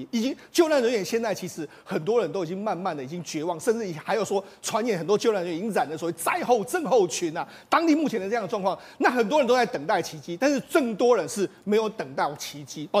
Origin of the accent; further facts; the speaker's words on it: Taiwan; 那当然更让我们台湾人感动的是，